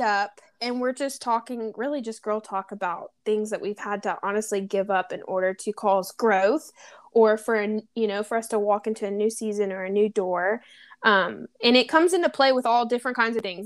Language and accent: English; Louisiana, United States; now in San Diego, United States; we're both from Louisiana